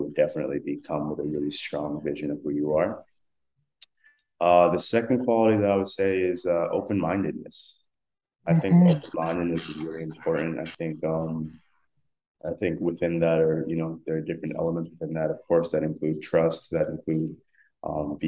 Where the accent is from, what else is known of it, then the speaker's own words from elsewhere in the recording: South Africa; I'm South African, and that's a lot of the music that I grew up listening